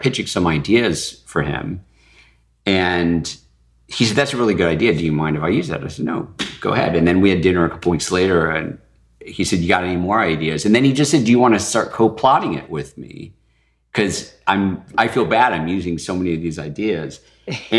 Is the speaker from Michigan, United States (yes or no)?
yes; Michigan, United States; growing up in Michigan